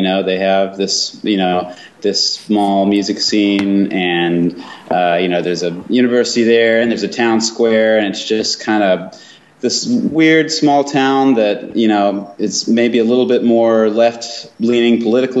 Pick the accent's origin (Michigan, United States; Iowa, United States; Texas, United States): Texas, United States; Dallas; moved away as an adult; also born or lived in Denton, Texas; now in New York, United States; I went to North Texas, I was born there. My parents worked for the paper, the Denton Record Chronicle, and I grew up in Dallas, and then moved back to Denton to go to school, to go to UNT.